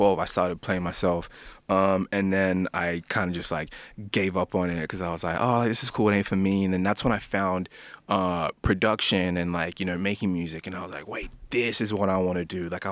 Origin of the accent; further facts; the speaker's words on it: Sydney, New South Wales, Australia; also born or lived in New Zealand / Ghana (ancestry); From New Zealand, we actually came to Parra. So I grew up. So kind of grew up most of my life there. Then like Glenwood, Blacktown is like the area that I was always in.